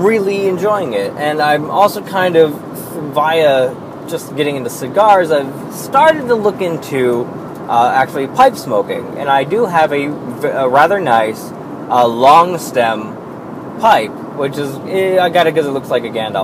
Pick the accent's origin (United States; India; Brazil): United States; Pennsylvania